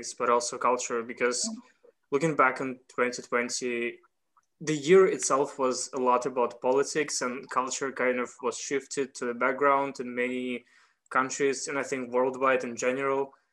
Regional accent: Russia; moved away; also born or lived in Berlin; I'm originally from Russia.

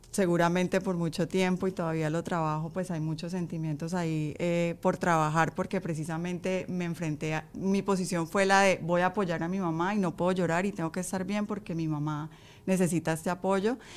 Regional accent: Colombia; moved away as an adult; Yo salí de Colombia hace 16 años.

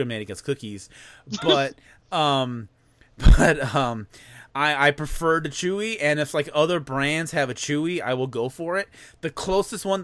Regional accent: near Michigan City / Chicago area, Indiana, United States; moved away; It was an outlet mall that was like 30 minutes away from my hometown

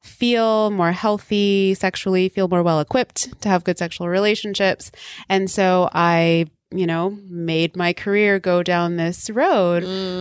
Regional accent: the South, United States; also born or lived in Texas, United States / Louisiana, United States; I grew up in the South, in Texas and Louisiana, here in the U.S.

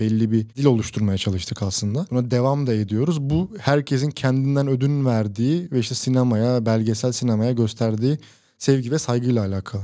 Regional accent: İzmir, Turkey; İzmir doğumluyum. Lisansımı da yüksek lisansımı da İzmir'deki üniversitelerde tamamladım

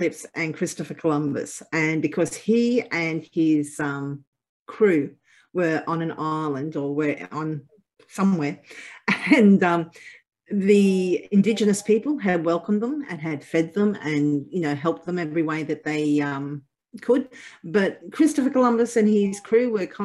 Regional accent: Australia; I'm Australian

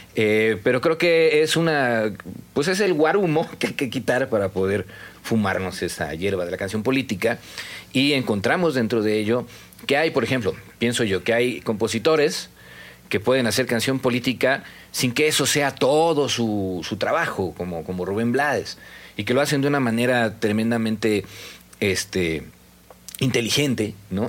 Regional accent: Mexico City, Mexico; now in Mérida, Mexico; me fui cuando era el Distrito Federal y eso ya no existe, ¿no? Yo nací en el Distrito Federal, no en la CDMX.

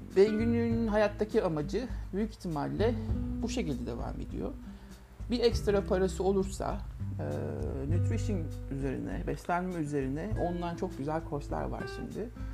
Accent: Ankara, Turkey; Ben Ankara'da bir kooperatif evinde büyüdüm.

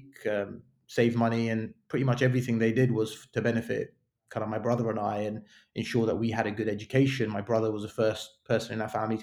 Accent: London, United Kingdom; also born or lived in New York; I was born and raised in London

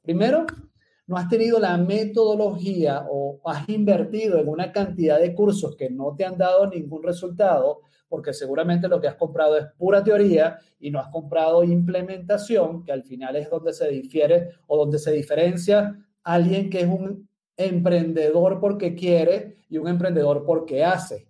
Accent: Venezuela; moved away as an adult; now in Medellín, Colombia; soy venezolano, vivo en la ciudad de Medellín hace casi más de seis años ya

